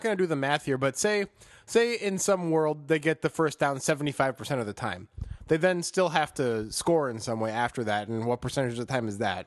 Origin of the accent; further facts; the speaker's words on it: Chicago, Illinois, United States; as a Chicagoan, in my soul